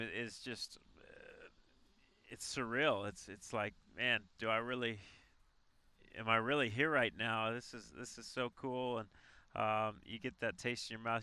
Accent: Colorado, United States; moved away as an adult; also born or lived in Arizona; played three sports in in high school in Colorado.

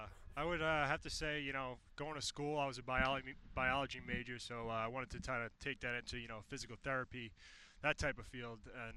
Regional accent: New York, United States; being from New York, you know, growing up in New York

